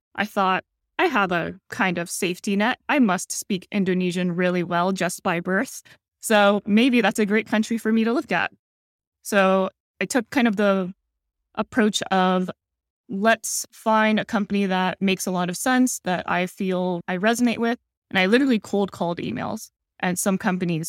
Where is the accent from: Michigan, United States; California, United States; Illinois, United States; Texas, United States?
California, United States; San Jose; moved away as an adult; now in Singapore; I grew up in San Jose, the Bay Area